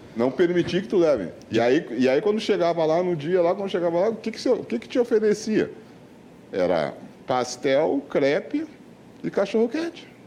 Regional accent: Porto Alegre, Rio Grande do Sul, Brazil; me criei na região perto do Parcão

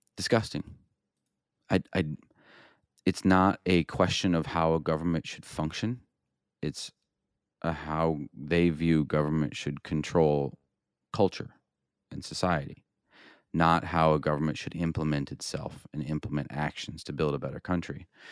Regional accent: Iowa, United States; I grew up in Iowa

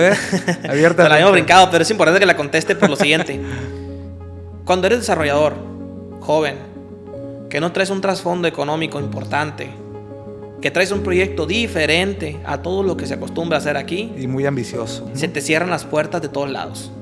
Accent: Culiacán, Sinaloa, Mexico; soy nacido aquí en Culiacán, tengo apellido japonés

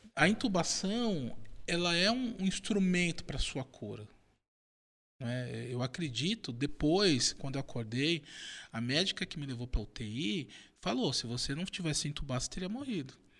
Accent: São Paulo, Brazil; eu sou de São Paulo, da Zona Leste

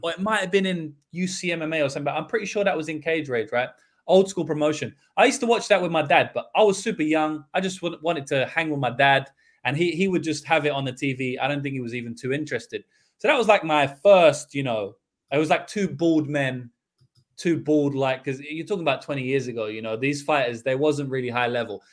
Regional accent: London, United Kingdom; in the U K, I grew up in London

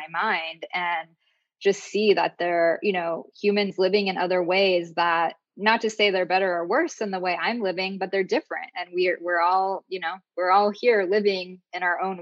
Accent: Southern California, United States; I grew up in Southern California

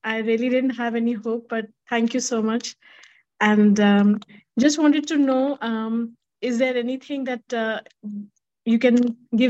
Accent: Bhopal, Madhya Pradesh, India; now in Pune, India; In Bhopal

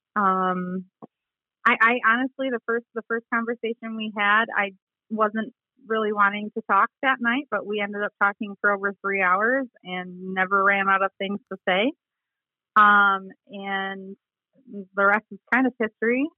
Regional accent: Sheridan, Michigan, United States; I am originally from kind of the middle of the state um, in a small town called Sheridan

